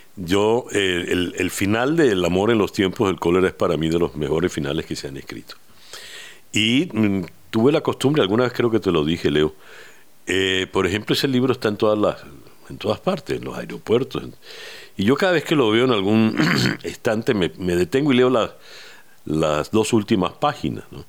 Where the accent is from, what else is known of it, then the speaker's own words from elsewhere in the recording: Venezuela; lo que hemos vivido como venezolanos